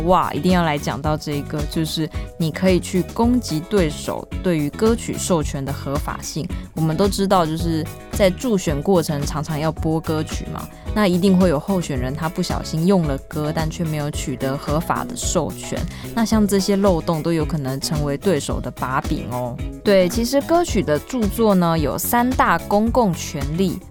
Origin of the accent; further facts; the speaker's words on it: Kaohsiung, Taiwan; 我的家乡